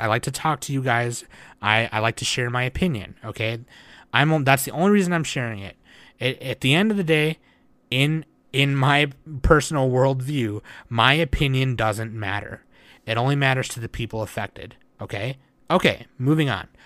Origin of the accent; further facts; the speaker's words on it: United States; me being an American